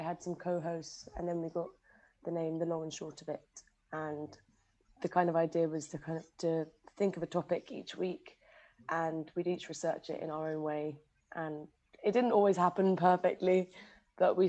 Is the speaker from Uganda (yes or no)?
no; London, United Kingdom; moved away; I'm from London, she'd have BBC Radio 4 on in every single room in the house.